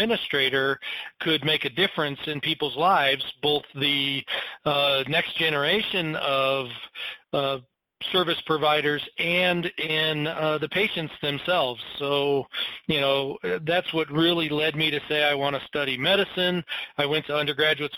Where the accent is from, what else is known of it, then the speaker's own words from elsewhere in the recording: Michigan, United States; moved away as an adult; also born or lived in Colorado; I came from Michigan